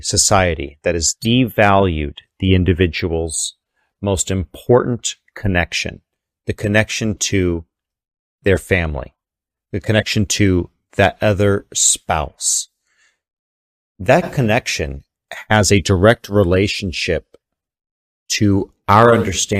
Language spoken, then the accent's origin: English; Texas, United States; I'm from Texas